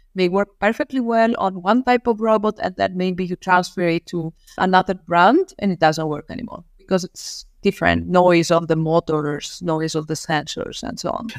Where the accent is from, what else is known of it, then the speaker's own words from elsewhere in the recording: Rhodes, South Aegean, Greece; moved away as an adult; now in Darmstadt, Germany; I grew up in an island in Greece, so I come from, uh, Rhodes.